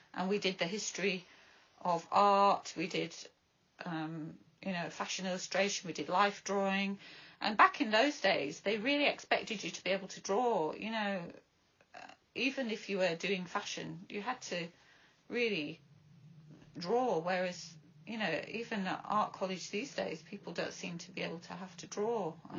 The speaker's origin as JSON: {"language": "English", "town": "Bradford", "region": "Yorkshire and the Humber", "country": "United Kingdom", "tie": "born or raised there", "moved": "yes", "lives_now": "Brighton, United Kingdom", "said": "growing up in a council estate in Bradford"}